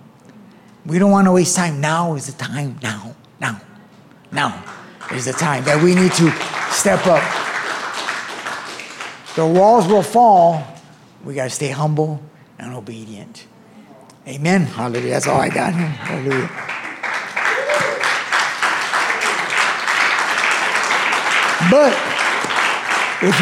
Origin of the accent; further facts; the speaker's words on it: Florence-Firestone, California, United States; I grew up in Florence Firestone community